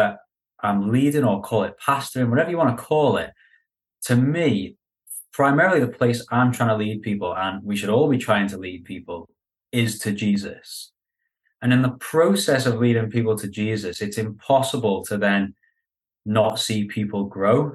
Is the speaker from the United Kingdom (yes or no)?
yes; Liverpool, North West England, United Kingdom; moved away as an adult; now in London, United Kingdom; I'm from Liverpool